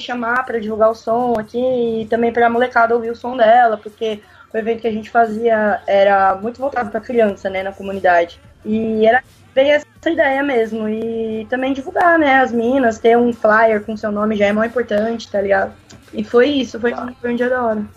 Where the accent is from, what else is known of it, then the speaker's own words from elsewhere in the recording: São Paulo, Brazil; Sou de São Paulo mesmo